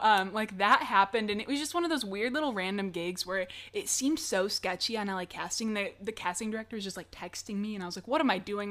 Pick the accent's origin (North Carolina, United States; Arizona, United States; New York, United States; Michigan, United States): Michigan, United States; moved away as an adult; now in Los Angeles, United States; I am originally from Michigan, and so I moved here in August of twenty twenty